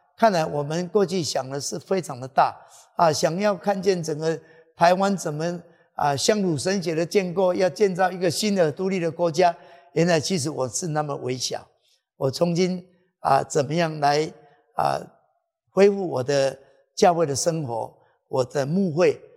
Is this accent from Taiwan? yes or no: yes; Taiwan; 我们在台湾有人就说